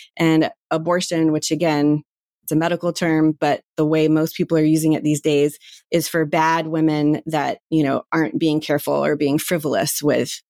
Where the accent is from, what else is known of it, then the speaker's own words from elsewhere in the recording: North Carolina, United States; moved away; growing up in North Carolina in community that is sort of very religious forward